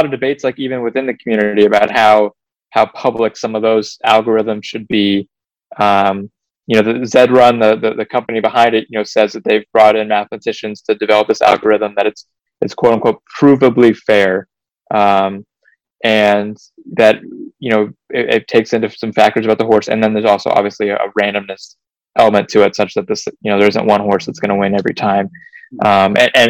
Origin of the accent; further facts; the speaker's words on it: North Carolina, United States; I'm from North Carolina, I'm a Carolina Hurricanes fan.